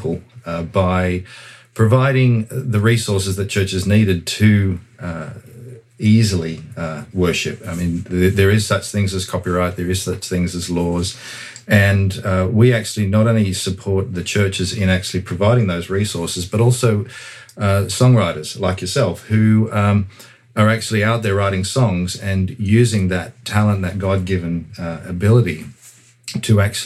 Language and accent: English; Sydney, New South Wales, Australia; moved away as an adult; now in United States; Originally from I hail from Sydney, Australia